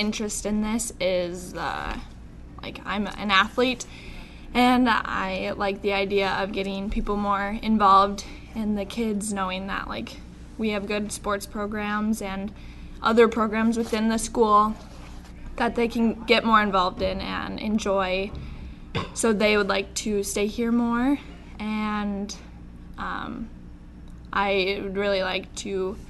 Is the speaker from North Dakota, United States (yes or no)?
yes; Watford City, North Dakota, United States; I am originally from Watford City.